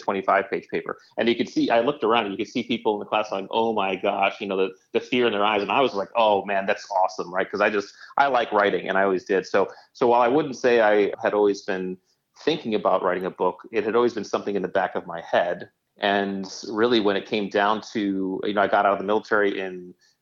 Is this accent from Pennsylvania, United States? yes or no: no; Connecticut, United States; as a kid growing up in Connecticut, I had a really nice youth